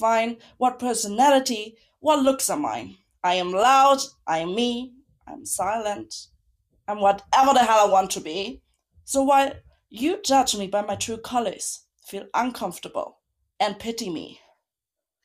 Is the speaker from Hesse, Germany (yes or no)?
no; Munich, Bavaria, Germany; now in Berlin, Germany; I grew up in Munich